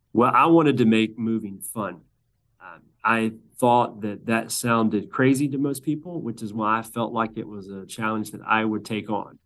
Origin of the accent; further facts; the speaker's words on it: Birmingham, Alabama, United States; my hometown of Birmingham